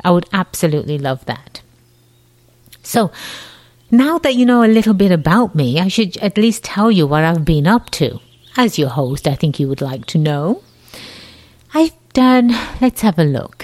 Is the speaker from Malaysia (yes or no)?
no; England, United Kingdom; moved away as an adult; now in United States; I have a slight accent. Yes, I do. I was born and raised in England, the jolly old land across the pond